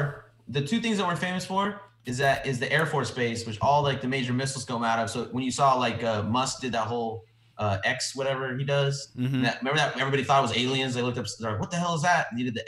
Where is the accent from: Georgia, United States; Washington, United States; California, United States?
California, United States; Lompoc; It's a little town called Lompoc, if you ever heard of it.